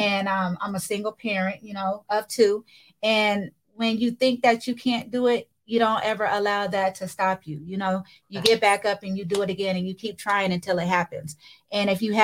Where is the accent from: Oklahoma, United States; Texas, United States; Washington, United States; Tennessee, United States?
Washington, United States; Seattle; I'm from Seattle, Washington, born and raised in the 206.